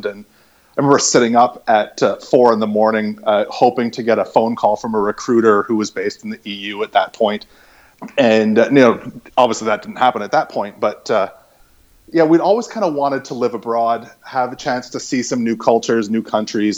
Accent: St. Albert, Alberta, Canada; moved away as an adult; also born or lived in Calgary / Amsterdam; now in Erlangen, Germany; I'm originally from the Edmonton area, as I think you know. Raised in St. Albert

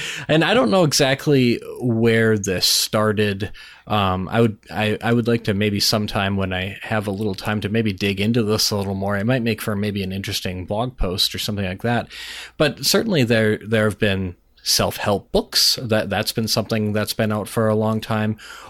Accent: Minnesota, United States; Well, I'm Minnesotan, so, you know, it's very Midwestern rant.

